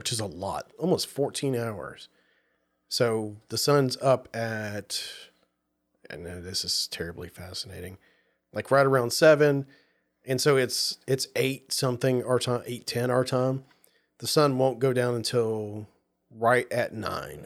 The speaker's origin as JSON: {"language": "English", "region": "the South", "country": "United States", "tie": "born or raised there", "moved": "yes", "said": "growing up in the South"}